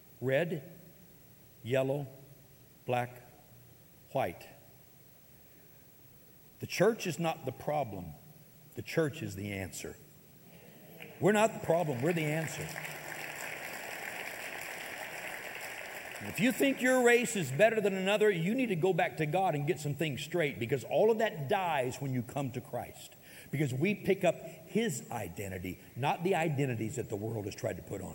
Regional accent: United States; I may have been born in America, I am an American citizen.

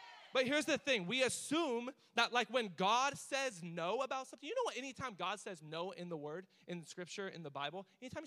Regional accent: United States; I'm American

